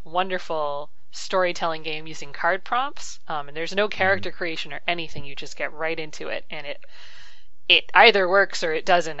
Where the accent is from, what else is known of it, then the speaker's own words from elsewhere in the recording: Canada; I'm Canadian